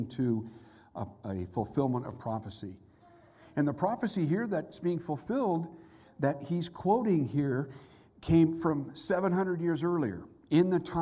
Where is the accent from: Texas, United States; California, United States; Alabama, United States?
California, United States; Southern; moved away; also born or lived in Mississippi; I'm from Southern California.